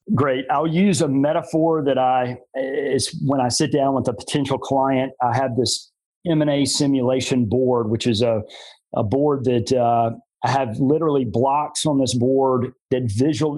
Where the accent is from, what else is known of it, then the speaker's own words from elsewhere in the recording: Greenville, South Carolina, United States; I moved back to my hometown of Greenville, South Carolina